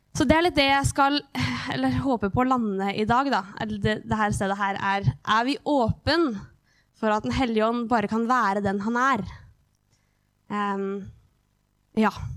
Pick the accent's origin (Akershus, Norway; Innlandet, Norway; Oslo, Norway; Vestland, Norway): Innlandet, Norway; Hamar; Jeg vokste opp i Livets senter